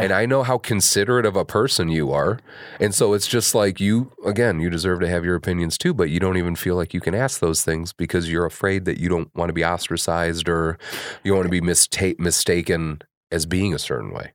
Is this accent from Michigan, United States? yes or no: no; Kankakee, Illinois, United States; I grew up in Kankakee.